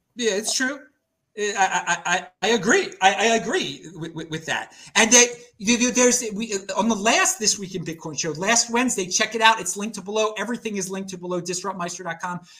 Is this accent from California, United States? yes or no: no; Baltimore, Maryland, United States; moved away; I'm from the Northeast. I'm from Baltimore